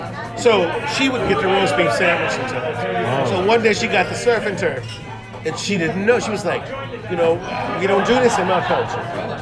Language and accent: English; New Orleans, Louisiana, United States; moved away as an adult; now in Osaka, Japan; I'm from New Orleans, Louisiana.